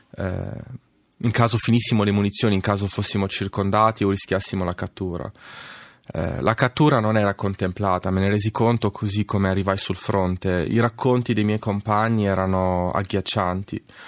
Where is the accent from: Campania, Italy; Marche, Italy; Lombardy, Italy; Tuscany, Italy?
Marche, Italy; Senigallia; also born or lived in Casablanca, Morocco; sono nato a Casablanca da madre marocchina e padre italiano, padre ex-partigiano. E poi sono cresciuto a Senigallia